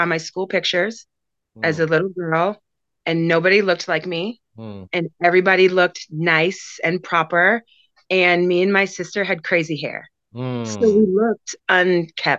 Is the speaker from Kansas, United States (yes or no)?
no; Maynard, Massachusetts, United States; also born or lived in Concord, Massachusetts / Worcester, Massachusetts; I was born in Concord, raised in Maynard.